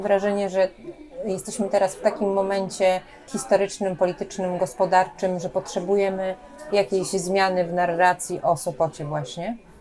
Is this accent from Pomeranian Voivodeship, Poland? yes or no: yes; Sopot, Pomeranian Voivodeship, Poland